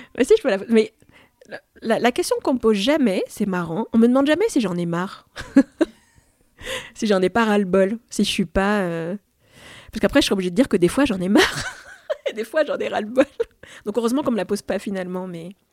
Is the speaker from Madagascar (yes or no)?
no; France; French is a second language; also born or lived in Algeria; je suis née en Algérie, je suis née en France quand j'avais deux ans, donc c'était quand même un, déracinement. Hein. Je suis arrivée en maternelle, je parlais pas le français